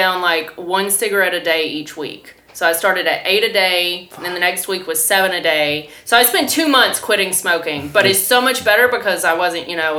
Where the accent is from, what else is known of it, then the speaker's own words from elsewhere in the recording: Kentucky, United States; now in Sevierville, United States; I'm from Kentucky.